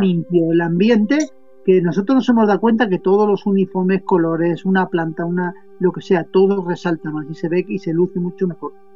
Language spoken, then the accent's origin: Spanish; Spain; también soy español